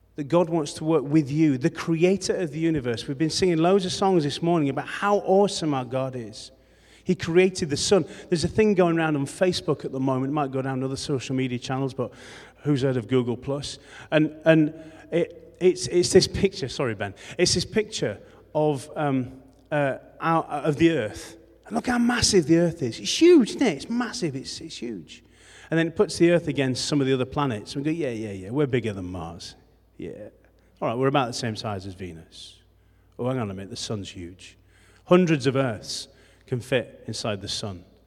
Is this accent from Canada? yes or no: no; Rothwell, Yorkshire and the Humber, United Kingdom; also born or lived in Morley / West Ardsley / Beeston / Adel; now in Leeds, United Kingdom; I come from Rothwell. That's my, that's my birthplace.